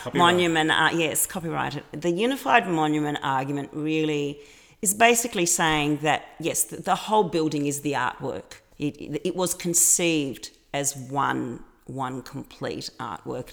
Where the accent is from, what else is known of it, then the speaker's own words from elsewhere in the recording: Melbourne, Victoria, Australia; moved away as an adult; now in Athens, Greece; Melbourne's my hometown. I'm a I'm a Melbourne girl.